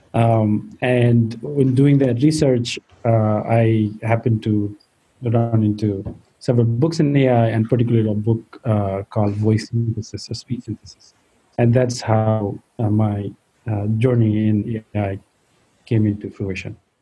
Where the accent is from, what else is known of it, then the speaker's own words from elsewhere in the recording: Nepal; so I grew up in Nepal